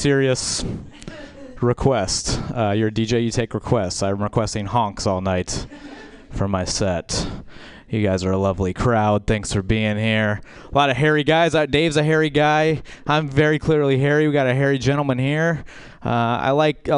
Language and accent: English; Baton Rouge, Louisiana, United States; I'm from Baton Rouge, Louisiana.